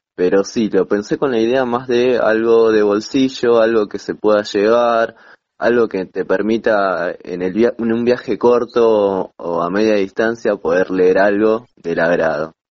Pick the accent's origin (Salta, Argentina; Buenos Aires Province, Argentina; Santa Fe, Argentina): Buenos Aires Province, Argentina; Rafael Castillo; soy de La Matanza, eh, de Rafael Castillo